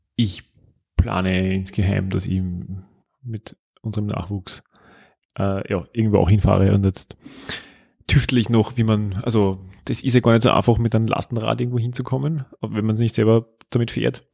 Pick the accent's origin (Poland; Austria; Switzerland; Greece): Austria; Styria; moved away as an adult; now in Vienna, Austria